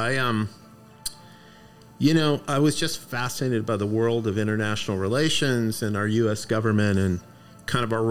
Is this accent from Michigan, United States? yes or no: no; Las Cruces, New Mexico, United States; also born or lived in Austin, Texas / Washington, D.C.; I'm from Las Cruces. Right. Originally. So I was born and raised in this town